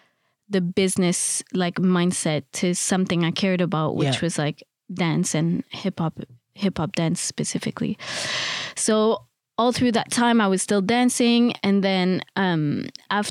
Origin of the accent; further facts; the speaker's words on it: Montreal, Quebec, Canada; moved away as an adult; also born or lived in Paris; now in London, United Kingdom; I'm originally from Montreal, Canada